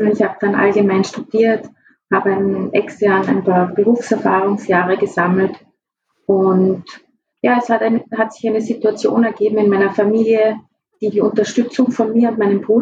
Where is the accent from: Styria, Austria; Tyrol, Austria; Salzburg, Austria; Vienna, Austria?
Tyrol, Austria; Ja, ich bin eigentlich im Hotel aufgewachsen. Ähm, wie ich vier Jahre alt war, haben sich meine Eltern in Osttirol selbstständig gemacht